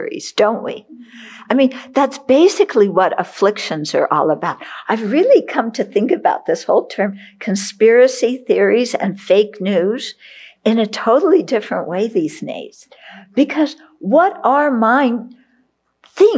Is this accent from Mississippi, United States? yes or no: no; California, United States; I grew up in California, so Beverly Hills.